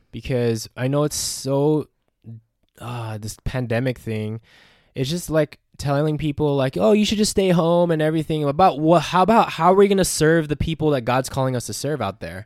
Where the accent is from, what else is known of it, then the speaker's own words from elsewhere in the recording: Philippines; I'm a Filipino man.